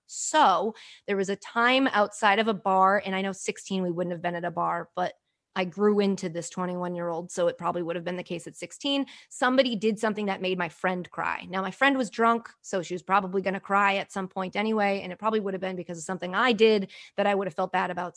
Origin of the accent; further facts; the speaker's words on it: United States; also born or lived in Sydney, Australia; I'm American